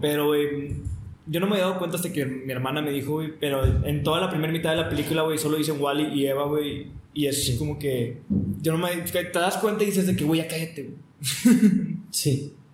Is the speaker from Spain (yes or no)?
no; Mexico; somos mexicanos